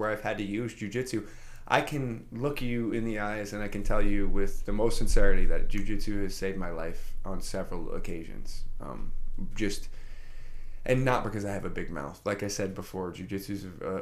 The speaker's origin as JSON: {"language": "English", "town": "New York City", "region": "New York", "country": "United States", "tie": "born or raised there", "also_born_or_lived": "Queensbury", "moved": "yes", "said": "I was brought up in the Bronx, you know, in a public school, PS 83."}